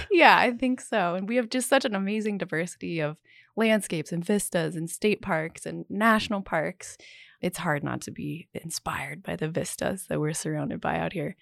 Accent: Salt Lake City, Utah, United States; fourth or fifth generation Utahn, I suppose. So, I grew up here.

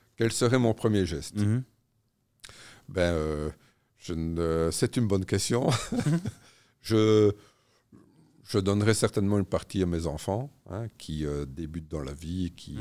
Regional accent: Namur, Wallonia, Belgium; je suis namurois

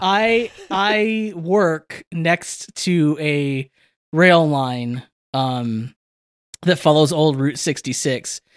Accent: Victorville area, California, United States; the train yard in my, in my hometown

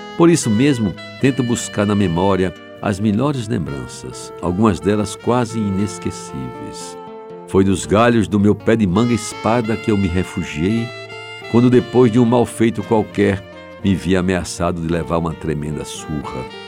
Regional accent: João Pessoa, Paraíba, Brazil; aquelas mangueiras da Rua da Concórdia, onde nasci e vivi a minha infância

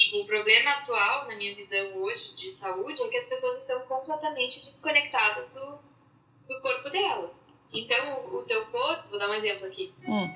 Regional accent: Curitiba, Paraná, Brazil; now in São Paulo, Brazil; atualmente trabalho em São Paulo, mas sou de Curitiba

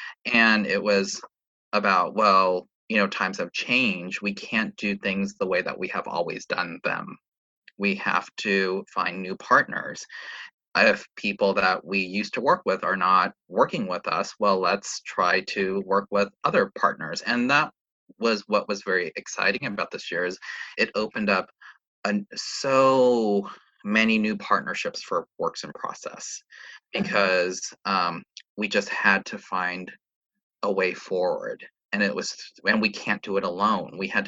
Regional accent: New York City, New York, United States; but as a New Yorker and as a arts administrator working for an organization that is New York based

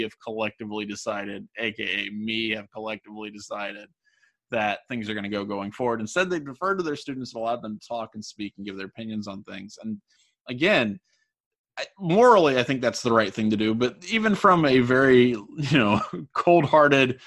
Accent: near Cincinnati, Ohio, United States; I grew up down near Cincinnati

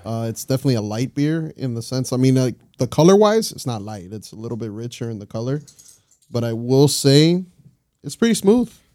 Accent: Miami, Florida, United States; we're all from Miami

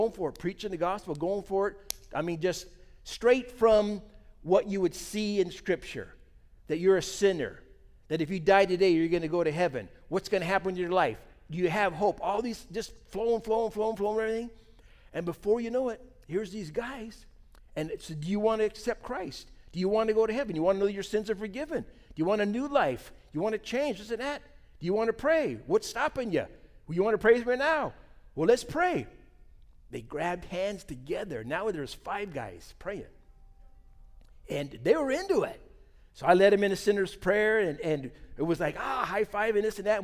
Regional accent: United States; We're from America. I'm a pastor there

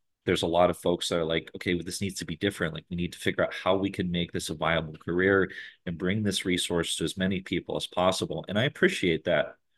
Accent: High Peaks, Adirondacks, New York, United States; now in Buffalo, United States; I grew up in the High Peaks

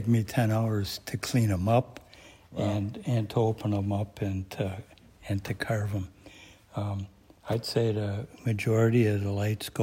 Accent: Winona, Minnesota, United States

